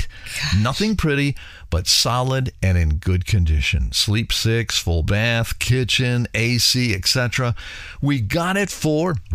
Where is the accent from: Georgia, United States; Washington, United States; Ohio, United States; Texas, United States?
Ohio, United States; I was born and raised in Northeast Ohio, Cuyahoga Falls High School, class of 83.